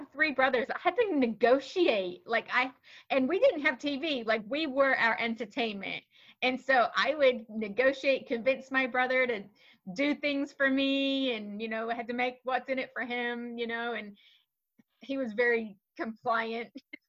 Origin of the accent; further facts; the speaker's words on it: New Zealand; So I grew up in New Zealand. I know my accent doesn't reflect what most people consider a New Zealand accent.